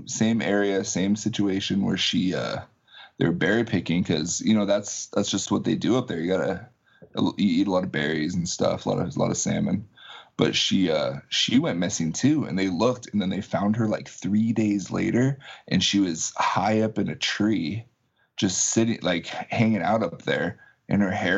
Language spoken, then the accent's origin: English; Arlington, Washington, United States; also born or lived in Alaska; I was born in Alaska. My parents were teachers. And so my dad got a job as a principal down here. So he moved down here to Arlington when I was in the third grade.